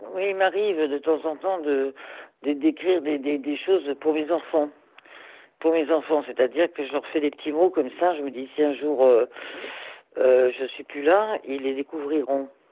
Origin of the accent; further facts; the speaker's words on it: Corsica, France; nous, en Corse